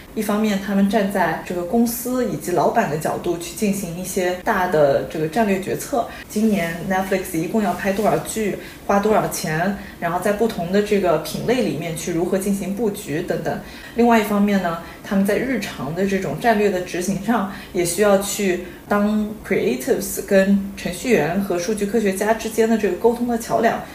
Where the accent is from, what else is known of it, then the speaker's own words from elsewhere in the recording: China; moved away as an adult; 我们作为中国人在中国长大